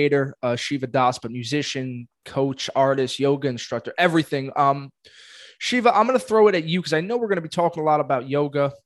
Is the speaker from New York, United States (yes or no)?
yes; New York City, New York, United States; I'm a kid from Brooklyn